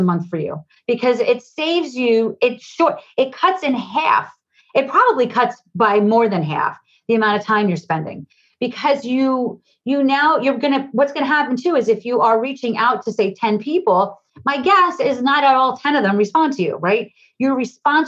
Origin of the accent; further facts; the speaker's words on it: New Jersey, United States; I'm from New Jersey. I talk 100 miles a minute